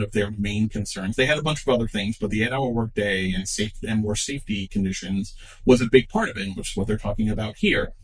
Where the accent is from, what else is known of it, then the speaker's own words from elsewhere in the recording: United States; As an American who has been in the workforce since I was 16